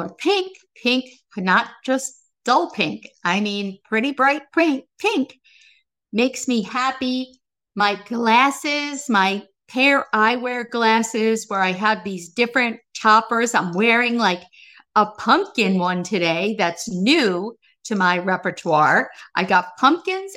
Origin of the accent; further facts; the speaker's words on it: Baldwin, New York, United States; I grew up on Roosevelt Street. This is in Baldwin, New York, in Long Island.